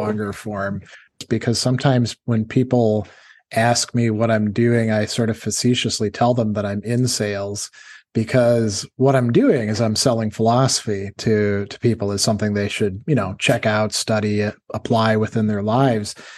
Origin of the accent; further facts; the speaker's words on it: Wisconsin, United States; also born or lived in North Carolina / Indiana; now in New York, United States; we're both from Wisconsin. We actually went to high school together